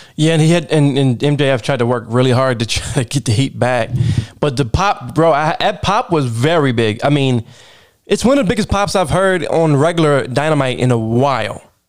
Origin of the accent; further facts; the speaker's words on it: Baltimore, Maryland, United States; accent: Baltimore; moved away; also born or lived in Philadelphia; I'm from Baltimore